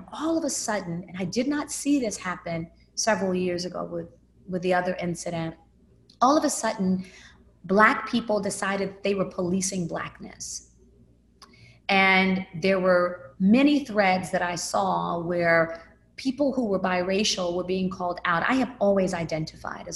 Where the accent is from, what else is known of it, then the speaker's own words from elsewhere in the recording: Memphis, Tennessee, United States; I grew up in Memphis, Tennessee. I moved there when I was 5.